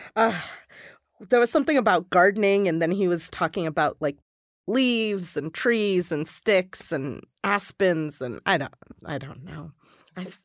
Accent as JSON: {"language": "English", "town": "Atlanta", "region": "Georgia", "country": "United States", "tie": "born or raised there", "moved": "yes", "lives_now": "Denver, United States", "said": "I grew up in Atlanta, Georgia"}